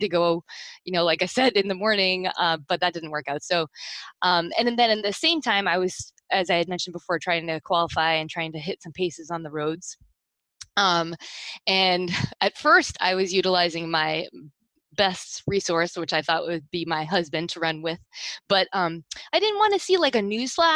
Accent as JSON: {"language": "English", "region": "Rhode Island", "country": "United States", "moved": "yes", "lives_now": "South Florida, United States", "said": "I'm not originally from here. I'm from Rhode Island originally"}